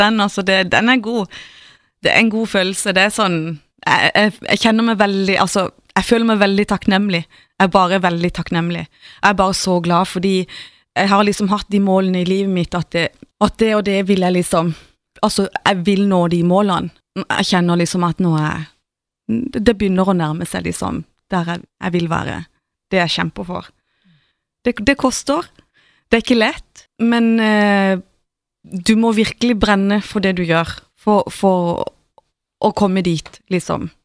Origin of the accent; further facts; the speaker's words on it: Mosby, Agder, Norway; moved away as an adult; now in Stockholm, Sweden; jeg er fra Mosby